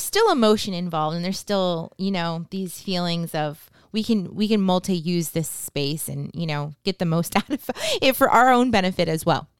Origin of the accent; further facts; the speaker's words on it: New Hampshire, United States; moved away; we are from New Hampshire